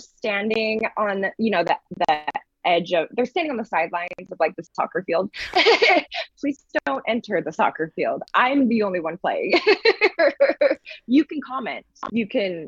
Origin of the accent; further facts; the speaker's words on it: Vista, California, United States; moved away as an adult; now in San Francisco, United States; I'm from a little town about 45 minutes north of San Diego called Vista